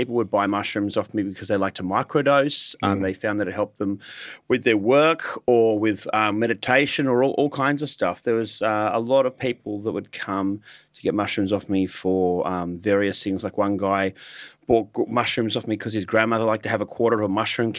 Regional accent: Hornsby, New South Wales, Australia; I grew up in the North Shore of Sydney in Hornsby up until about the age of 18. I went to a private school in Sydney in Lane Cove

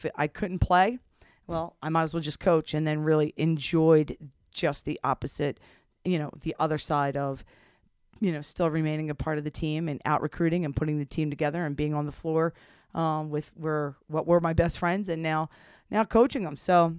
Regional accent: New Jersey, United States; I came up there from South Jersey, played at Fairfield U

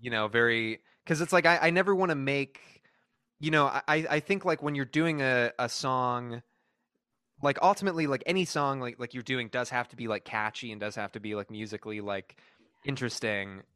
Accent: Texas, United States; moved away as an adult; also born or lived in North Carolina; now in California, United States; I was, like, you know, raised in Texas, but, like, went to school in North Carolina and, like, now I live in, you know, uh, California

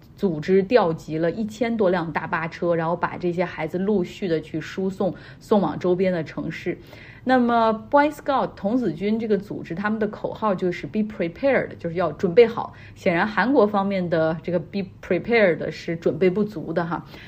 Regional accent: China; 我们中国人

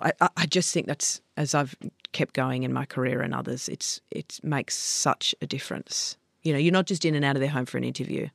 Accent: Sydney, New South Wales, Australia; I grew up on the Lower North Shore.

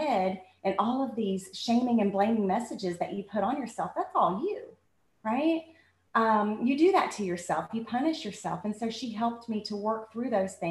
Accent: Bassett, Virginia, United States; I grew up in Bassett, Virginia

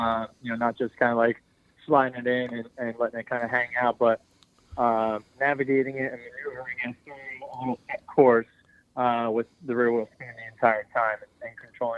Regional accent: Doylestown, Pennsylvania, United States; I'm from Doylestown, Pennsylvania.

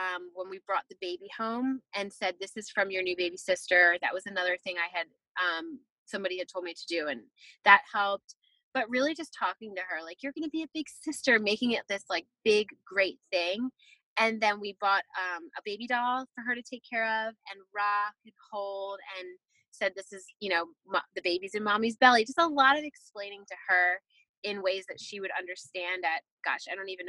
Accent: Delaware, United States; moved away as an adult; now in Nashville, United States; we are from the Northeast, little town in a state called Delaware. And we recently moved to Nashville about almost two years ago

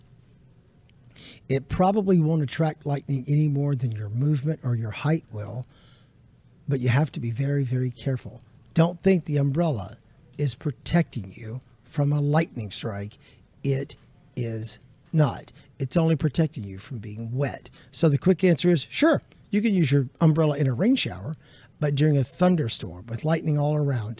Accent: Middle Tennessee, United States; now in Florida, United States; I grew up in Middle Tennessee

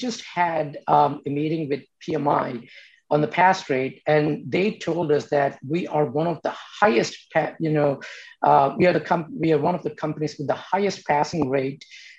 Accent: India; moved away as an adult; now in United States; You know, I came to this country from India 30 years ago on a scholarship to Kansas State University.

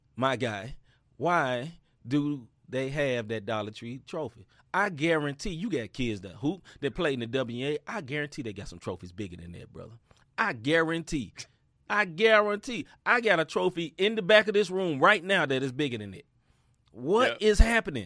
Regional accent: United States; I'm American

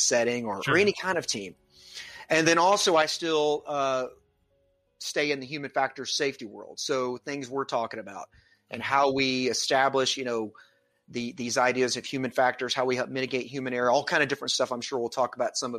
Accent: Atlanta, Georgia, United States; I come from the Atlanta, Georgia area. I still live here now

